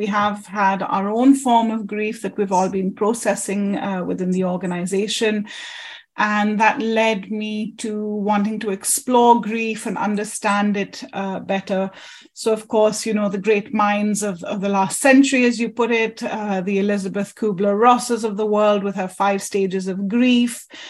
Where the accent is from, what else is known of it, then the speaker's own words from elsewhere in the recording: Germany; born there; I grew up, as you know, as a third culture child. My mom's English, my dad's Indian. I was born in Germany. I've lived in plenty of countries and cities so far.